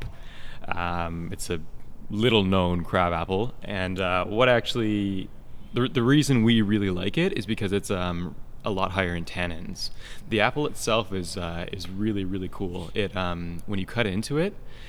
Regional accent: United States; now in Canada; I'm American myself

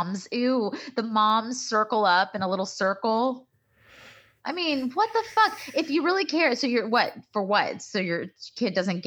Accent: Texas, United States; also born or lived in Waco / Dallas; I grew up in Texas.

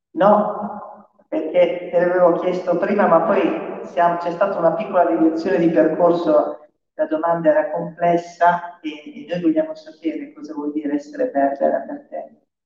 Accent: Morocco; Italian is a second language; moved away as an adult; now in Rome, Italy; io non posso tornare al mio paese, a vivere nel mio paese

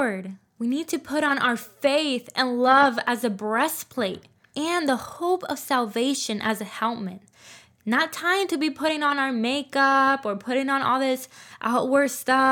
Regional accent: Puerto Rico; I was born and raised in Puerto Rico

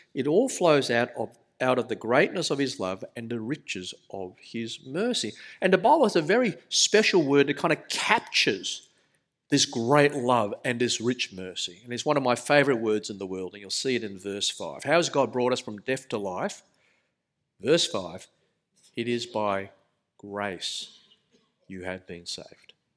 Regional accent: Sydney, New South Wales, Australia; accent: thick Australian; I was born in Australia. You can tell by the rather thick accent, but my parents were migrants, migrants from Malaysia

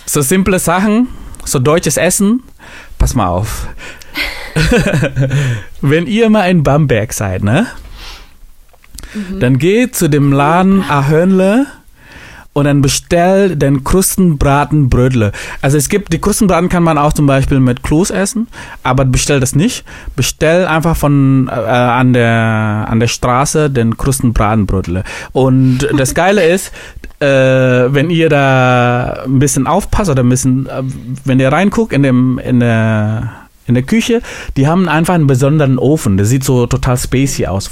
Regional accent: Indonesia; moved away; ich komme ja aus Indonesien

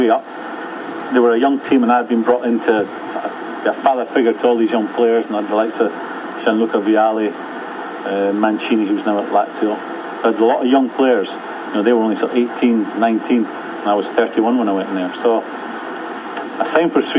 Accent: Edinburgh, Scotland, United Kingdom; I'm from Edinburgh, so I used to do the hour's journey every day

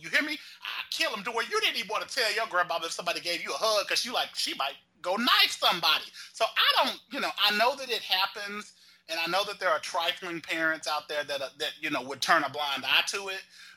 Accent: Texas, United States; growing up in Texas

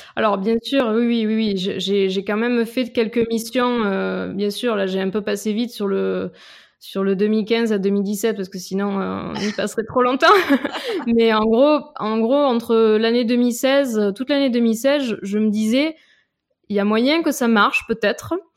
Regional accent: Avignon, Provence-Alpes-Côte d'Azur, France; accent: petit accent chantant; moved away as an adult; also born or lived in Lyon / Grenoble / Nice; now in Paris, France; je viens d'Avignon en fait, à côté d'Avignon, euh, voilà où j'ai vécu jusqu'à jusqu'après le bac, jusqu'au bac

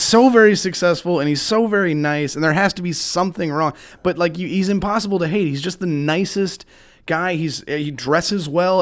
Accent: Chicago area, Illinois, United States; now in Missouri, United States; I grew up in Chicago, like, you did around the area, not in the city

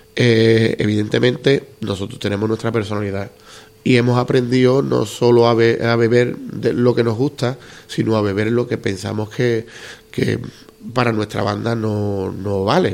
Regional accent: Andalusia, Spain; soy muy andaluz

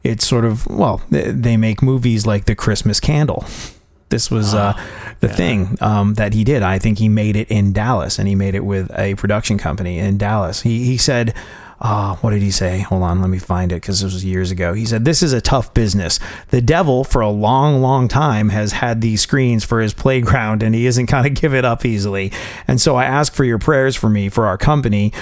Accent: England, United Kingdom; moved away; I grew up in England

